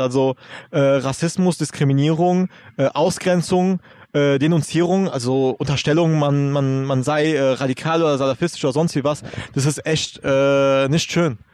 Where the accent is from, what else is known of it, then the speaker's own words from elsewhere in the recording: Germany; first language German; was unterscheidet mich eigentlich noch von jemandem, der auch hier in Deutschland aufgewachsen ist